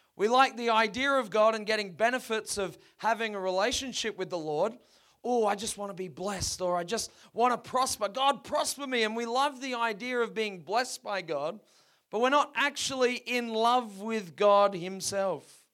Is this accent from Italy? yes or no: no; Perth, Western Australia, Australia; down on the coast where we grew up in Perth.